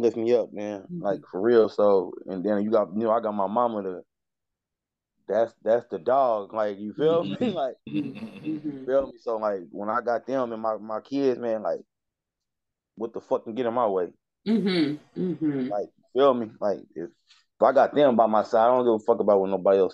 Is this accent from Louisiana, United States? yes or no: no; Dayton, Ohio, United States; I'm from Dayton, Ohio